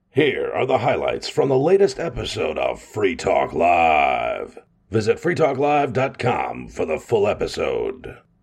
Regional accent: Wisconsin, United States; growing up in Wisconsin

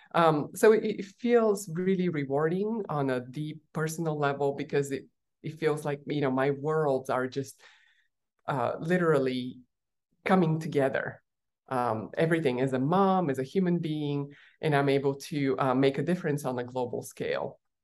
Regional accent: Bulgaria; moved away; I was born in Bulgaria while it was still a communist country, tiny little country

